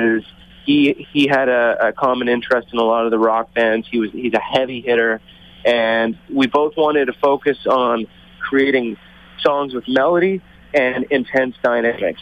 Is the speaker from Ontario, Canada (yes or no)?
yes; Toronto, Ontario, Canada; moved away; also born or lived in Calgary, Canada; I'm originally from Toronto, moved out to Calgary, and started the band out there